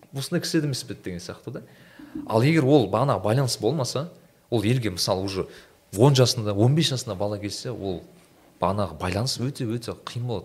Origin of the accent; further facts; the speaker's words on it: Turkistan Region, Kazakhstan; moved away; мен менің ауыл жағым түркістан жағы